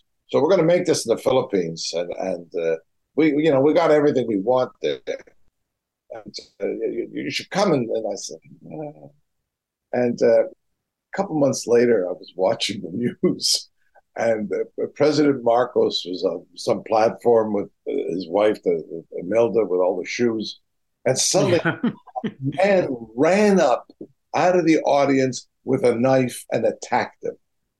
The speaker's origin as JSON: {"language": "English", "region": "England", "country": "United Kingdom", "moved": "as an adult", "lives_now": "United States", "said": "I came from England here"}